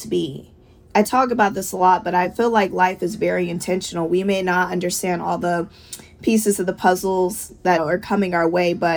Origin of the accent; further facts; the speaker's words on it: Georgia, United States; moved away as an adult; now in New York City, United States; Growing up in Georgia was amazing.